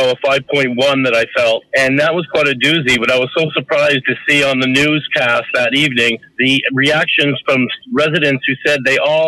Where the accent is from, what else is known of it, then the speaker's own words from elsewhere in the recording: East Coast, United States; now in Los Angeles, United States; I'm from the East Coast. We don't have earthquakes